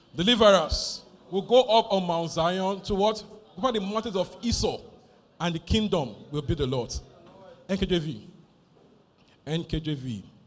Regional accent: Nigeria

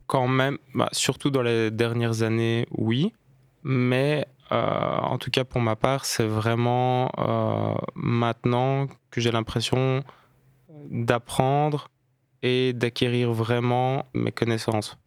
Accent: Liège, Wallonia, Belgium; Je suis liégeois

